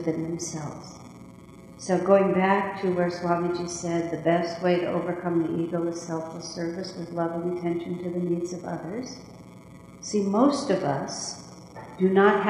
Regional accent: United States; this is the American way. And we're American

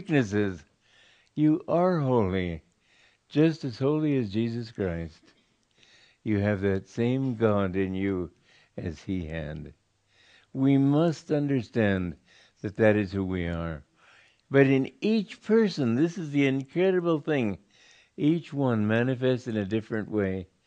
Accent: Romania; I was born in Romania

